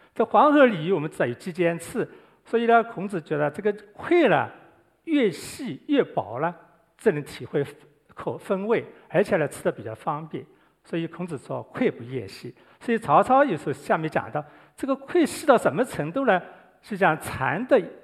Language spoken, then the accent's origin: Chinese; Guangdong, China; 我们广东人很喜欢煲粥、煲汤